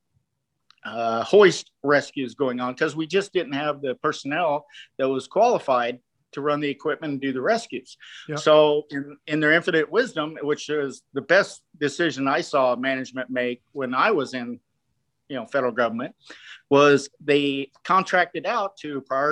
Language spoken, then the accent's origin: English; Iowa, United States; moved away as an adult; also born or lived in Tucson, Arizona; I grew up here in Iowa